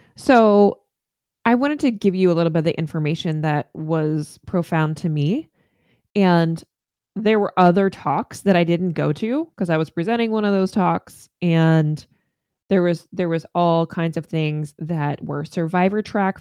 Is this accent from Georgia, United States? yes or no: no; Northern Virginia, United States; now in Maine, United States; I, I grew up in Northern Virginia in the D C metro area